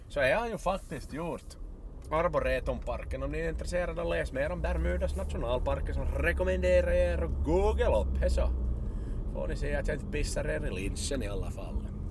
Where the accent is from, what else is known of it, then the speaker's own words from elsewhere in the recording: Ostrobothnia, Finland; vi österbottningar